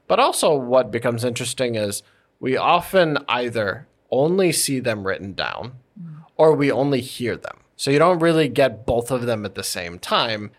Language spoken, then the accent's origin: English; United States; as an American